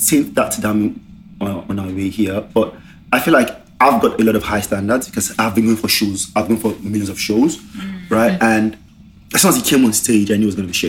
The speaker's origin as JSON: {"language": "English", "country": "Nigeria", "moved": "yes", "lives_now": "Australia", "said": "We're all Nigerians"}